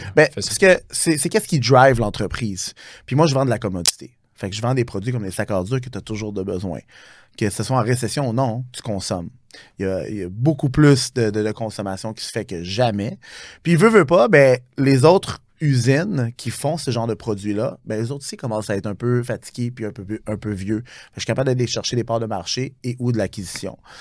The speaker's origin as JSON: {"language": "French", "town": "Montreal", "region": "Quebec", "country": "Canada", "tie": "born or raised there", "said": "je viens du route de Montréal-Nord, je suis très fier de ça"}